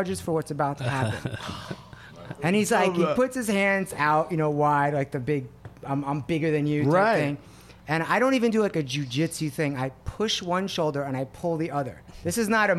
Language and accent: English; New York, United States; I grew up in New York and we would get in cars and go to the other neighborhoods